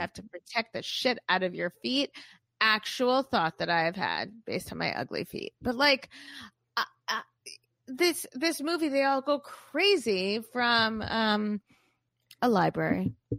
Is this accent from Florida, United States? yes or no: yes; Boca Raton, Florida, United States; I'm from Boca